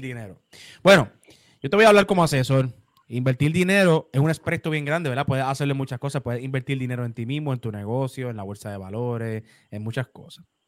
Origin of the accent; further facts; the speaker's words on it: Puerto Rico; yo soy el puertorriqueño más joven con una firma en todo Puerto Rico